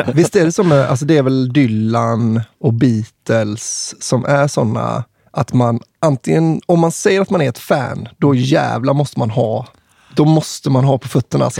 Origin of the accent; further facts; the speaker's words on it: Kungälv, Västra Götaland, Sweden; jag är från Kungälv, eller liksom typ Marstrand i höjd